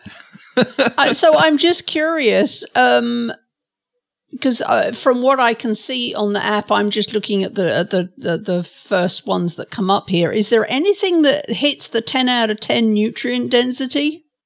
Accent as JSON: {"language": "English", "region": "England", "country": "United Kingdom", "said": "I'm from England"}